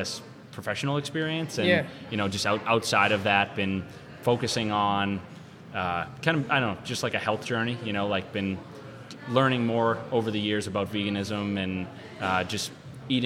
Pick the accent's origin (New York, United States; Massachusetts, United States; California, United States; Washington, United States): Massachusetts, United States; Lynnfield; I grew up in Linfield, Mass, which is pretty close to here.